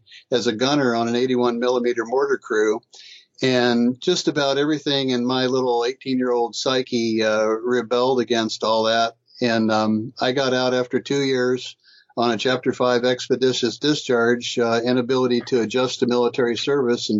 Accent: Titusville, Florida, United States; I grew up in Titusville, Florida on the Space Coast, and I had a wonderful childhood

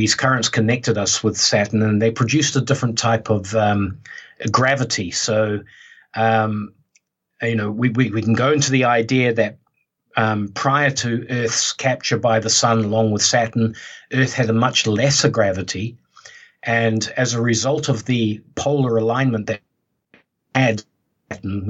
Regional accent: New Zealand; I was brought up in New Zealand

